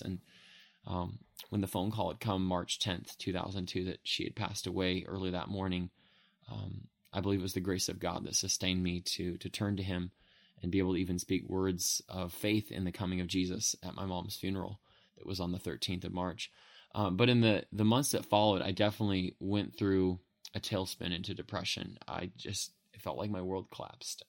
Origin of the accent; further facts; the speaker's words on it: Modesto, California, United States; I grew up in Modesto, California, and was raised there